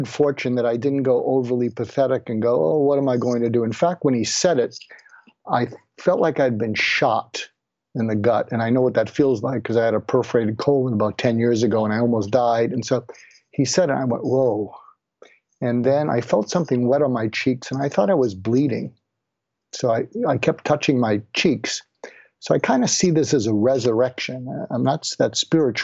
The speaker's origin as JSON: {"language": "English", "area": "outside of Boston", "region": "Massachusetts", "country": "United States", "tie": "born or raised there", "said": "I grew up outside of Boston with depression-age parents"}